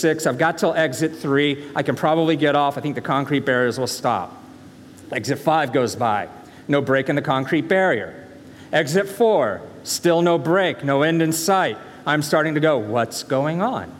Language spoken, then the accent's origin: English; the South, United States; moved away; I am from the South